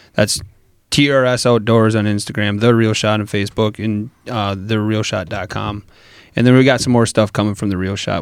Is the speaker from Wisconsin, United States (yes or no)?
yes; Wisconsin, United States; I'm from Wisconsin.